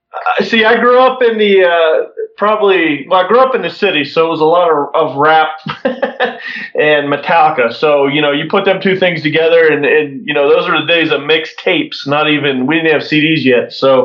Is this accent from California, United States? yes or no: no; Florida, United States; born there; I wasn't actually born in Pittsburgh. My parents were in the Air Force when I was born down in Florida, but both of them were from Pittsburgh.